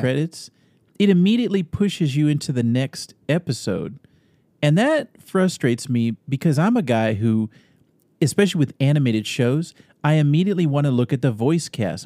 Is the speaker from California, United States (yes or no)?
yes; Northern California, United States; moved away as an adult; also born or lived in Austin, Texas / Sacramento, California; now in Arizona, United States; I grew up in Northern California, lived in Sacramento for many years